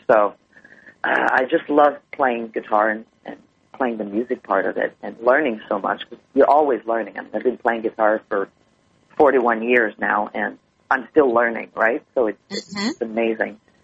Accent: Montreal, Quebec, Canada; Montreal is my hometown

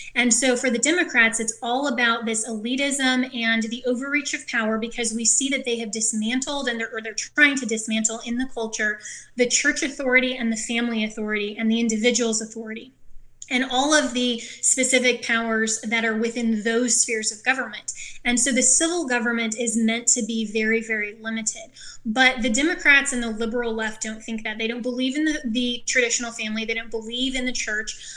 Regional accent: Colorado, United States; my home state, Colorado

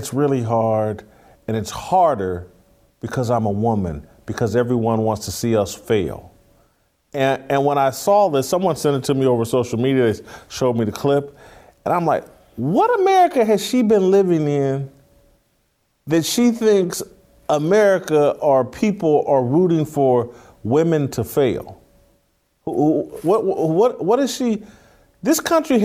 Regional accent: Indianapolis, Indiana, United States; I'm from Indianapolis. My family attended several of his church services

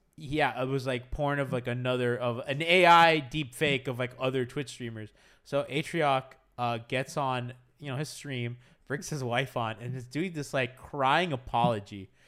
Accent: Kendall, Florida, United States; I grew up in Kendall.

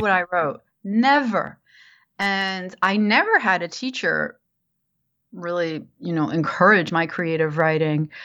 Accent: New Jersey, United States; moved away as an adult; also born or lived in New York; I grew up in New Jersey, in the suburbs of New Jersey, and I lived there for um, all my life until I graduated high school

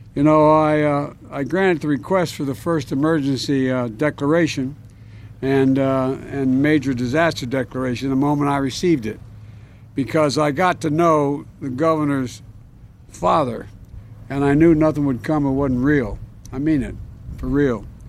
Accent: Delaware, United States; I come from Delaware.

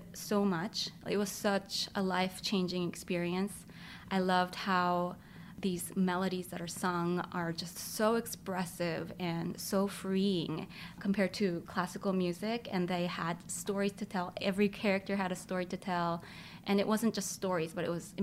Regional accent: South Korea; I was born in Korea

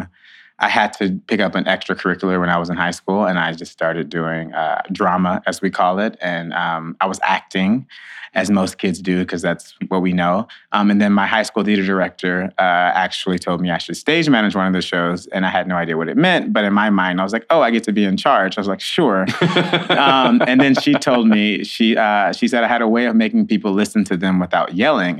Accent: Hockley, Texas, United States; moved away as an adult; also born or lived in St. Louis, Missouri; now in New York City, United States; I am from Hockley, Texas, which is right outside of Houston, Texas. I usually say Houston. People don't really know what Hockley is. I grew up on a ranch

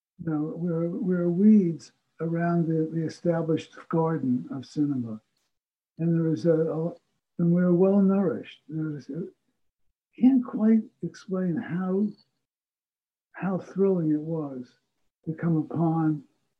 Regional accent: New Jersey, United States; New Jersey. Okay. You know, about a half an hour outside of Manhattan

